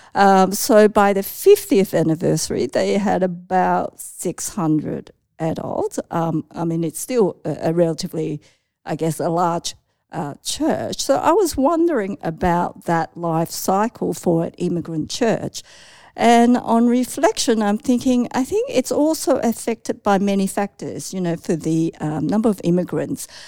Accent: Australia; also born or lived in Hong Kong; I am one point five gen Chinese immigrant. That means, um, I was, like, raised in Australia, so I came from Hong Kong

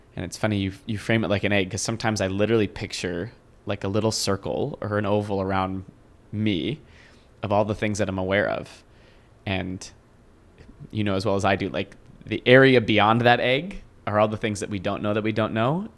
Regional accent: Washington, United States; I grew up mostly in Washington State

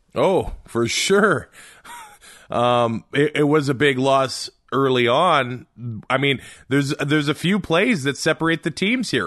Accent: Canada; as a Canadian

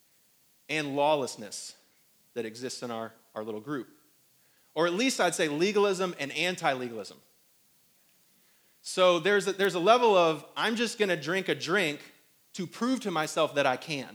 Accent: South Bend, Indiana, United States; now in Greenville, United States; I'm from up north. Some of you guys are from up north. And I'm from South Bend, Mishawaka.

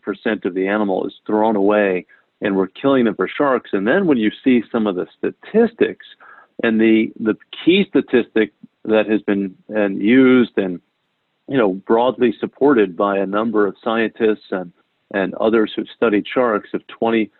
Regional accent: New Haven, Connecticut, United States; I grew up in New Haven across Long Island Sound from Long Island

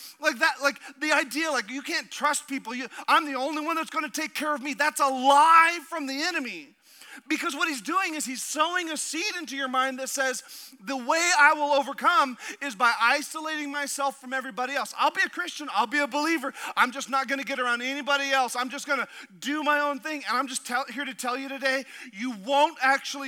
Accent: Southeast Alaska, United States; moved away; growing up as a kid in Southeast Alaska

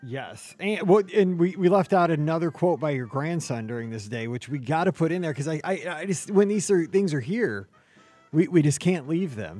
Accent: Missouri, United States; I'm from Missouri

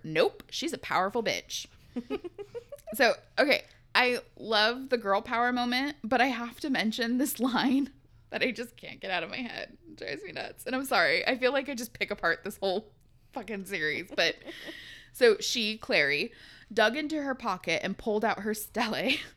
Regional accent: West Coast, United States; we're West Coasters

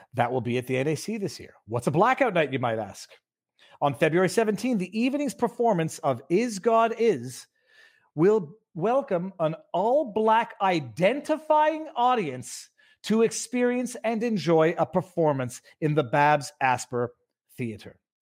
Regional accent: Canada; maybe I'm too Canadian

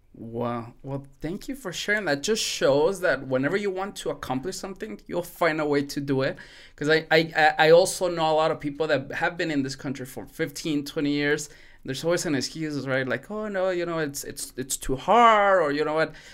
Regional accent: Mexico; now in El Paso, United States; I was born in Mexico, but, I mean, I've been living here for, what is it, twenty-five years, maybe twenty years

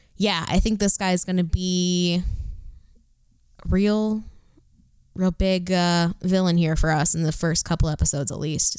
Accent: Detroit, Michigan, United States; I'm from Detroit

